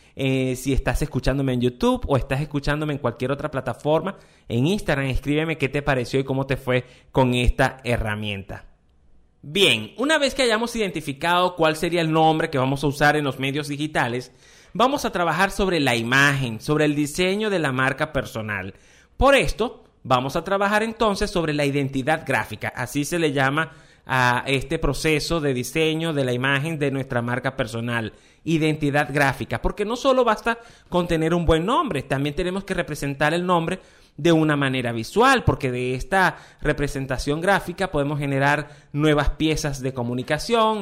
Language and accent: Spanish; Venezuela; en mi país, en Venezuela